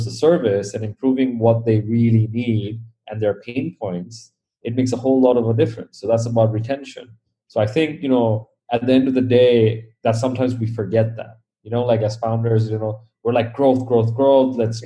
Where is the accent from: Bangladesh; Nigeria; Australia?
Bangladesh; growing up in Bangladesh, we never had unlimited money, unlimited anything.